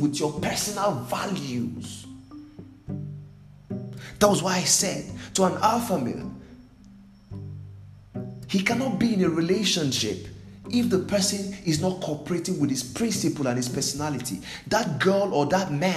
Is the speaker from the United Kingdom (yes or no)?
no; Nigeria; I'm from Nigeria